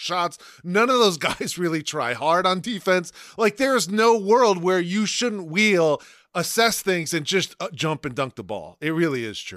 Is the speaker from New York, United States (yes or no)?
no; Toledo, Ohio, United States; I'm from Toledo